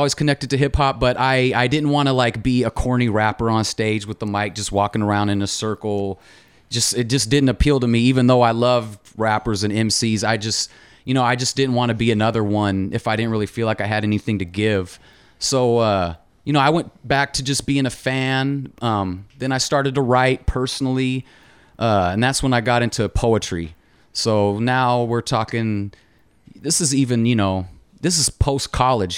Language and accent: English; Tacoma, Washington, United States; I grew up in Tacoma. My family moved here when I was a baby. I wasn't actually born here, but I'm raised here